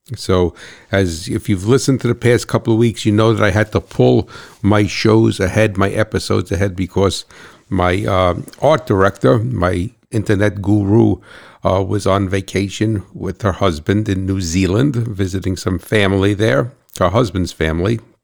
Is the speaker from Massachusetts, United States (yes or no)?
no; New Jersey, United States; I'm from New Jersey